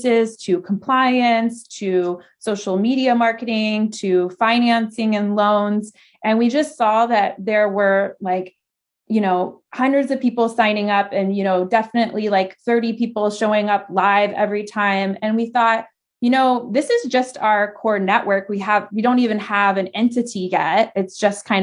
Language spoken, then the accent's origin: English; Florida, United States; moved away as an adult; also born or lived in Vermont / California; I'm from Florida, so originally there, and some in Vermont.